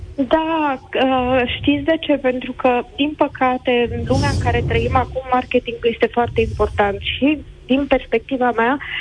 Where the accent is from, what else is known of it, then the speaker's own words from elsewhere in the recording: Galați, Galați County, Romania; now in Târgu Mureș, Romania; m-am născut la Galați